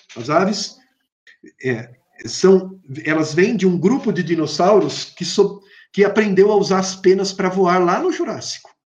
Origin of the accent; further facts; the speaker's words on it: Brazil; also born or lived in São Paulo; eu sou brasileiro